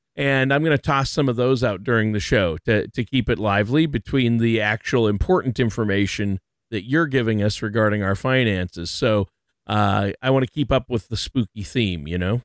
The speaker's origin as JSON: {"language": "English", "town": "Minneapolis", "region": "Minnesota", "country": "United States", "tie": "born or raised there", "said": "my home state and home area, Minneapolis, Minnesota"}